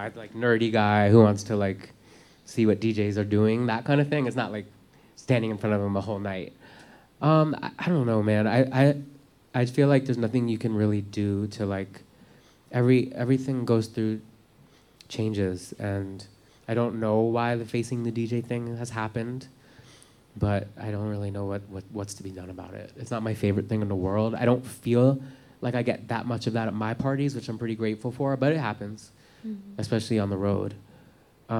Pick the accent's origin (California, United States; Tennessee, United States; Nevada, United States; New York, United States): New York, United States; New York City; I'm from Manhattan